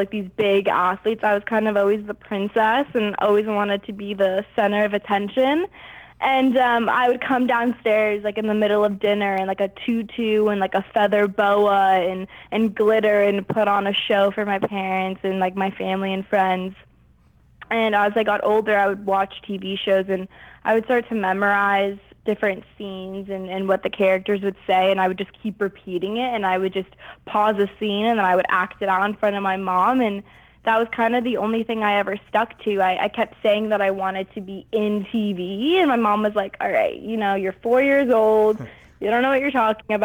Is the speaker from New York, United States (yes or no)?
no; Los Angeles, California, United States; I was born and raised in Los Angeles